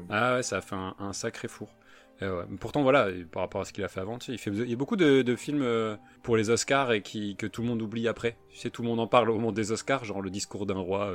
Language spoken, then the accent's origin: French; the North, Hauts-de-France, France; comme on est du Nord